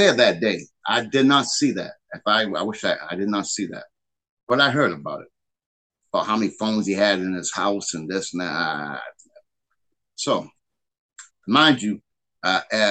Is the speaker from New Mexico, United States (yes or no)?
no; New Bedford, Massachusetts, United States; I'm from New Bedford, Mass.